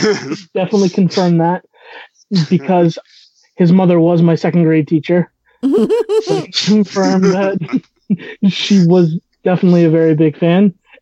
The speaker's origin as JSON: {"language": "English", "region": "Maine", "country": "United States", "said": "I am from Maine."}